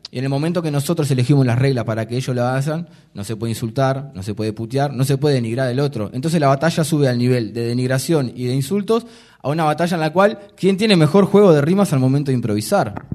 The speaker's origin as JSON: {"language": "Spanish", "region": "Montevideo", "country": "Uruguay", "said": "nosotros somos de Malvin Norte"}